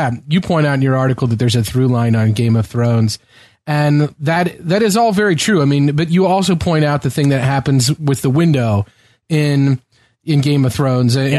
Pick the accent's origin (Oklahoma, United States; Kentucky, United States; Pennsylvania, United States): Kentucky, United States; growing up in Kentucky